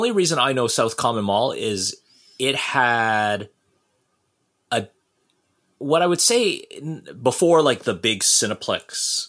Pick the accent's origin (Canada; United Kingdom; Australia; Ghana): Canada; Brampton, Ontario; living and growing up in Brampton